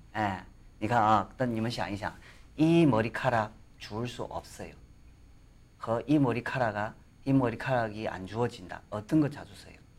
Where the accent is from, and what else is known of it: China; Korean is a second language; now in South Korea